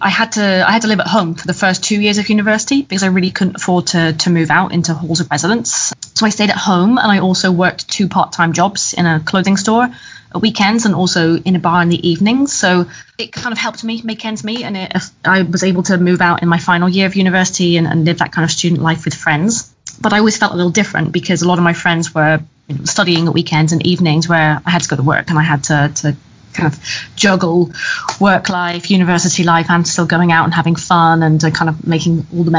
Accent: Plymouth, South West England, United Kingdom; Yeah, so I grew up in Plymouth, England in the 1980s, so in the Thatcher years.

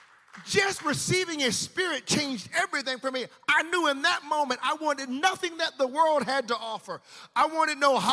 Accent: United States; I'm an American.

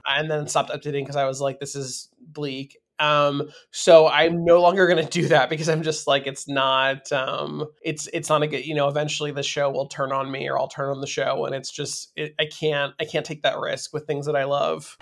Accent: Beverly Hills, California, United States; also born or lived in San Fernando Valley, California; I grew up in Beverly Hills

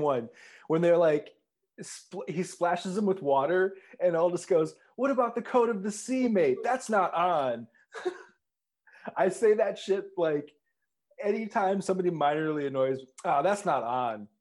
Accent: Minneapolis, Minnesota, United States; being from Minneapolis

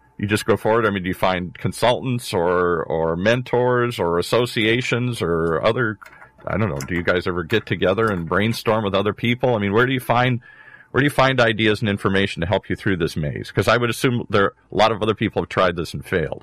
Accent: Michigan, United States; moved away; I'm originally from Michigan

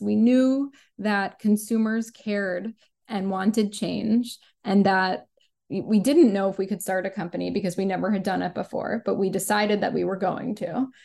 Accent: New York City, New York, United States; I grew up in New York City and specifically on the Upper West Side of Manhattan with my parents and my younger sister

